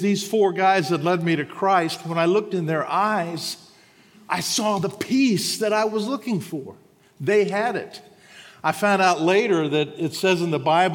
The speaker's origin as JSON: {"language": "English", "town": "Huntsville", "region": "Alabama", "country": "United States", "said": "I'm from Huntsville, Alabama"}